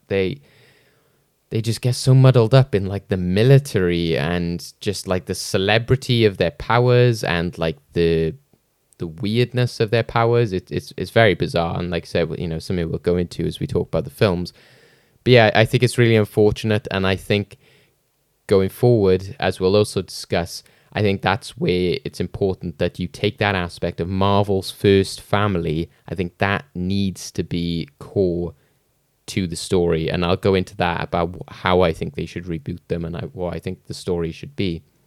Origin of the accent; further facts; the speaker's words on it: Wales, United Kingdom; as a Welsh person